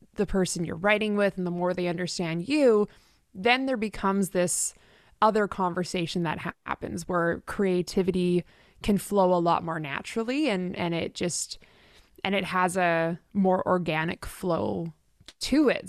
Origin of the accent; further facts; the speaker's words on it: Richmond, British Columbia, Canada; moved away as an adult; now in Nashville, United States; I'm originally from the West Coast of Canada, so grew up in Richmond, which is just outside of Vancouver.